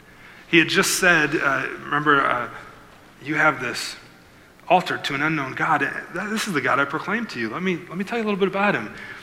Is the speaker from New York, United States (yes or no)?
no; Iowa, United States; now in Milford, United States; I live in Milford, but I grew up in Iowa.